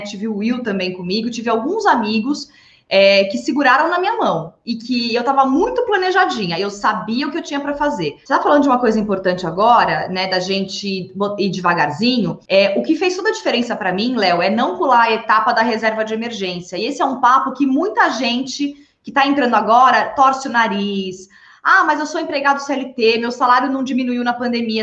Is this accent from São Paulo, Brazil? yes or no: yes; São Paulo, Brazil; Sou, eu sou nascida e criada em São Paulo, capital.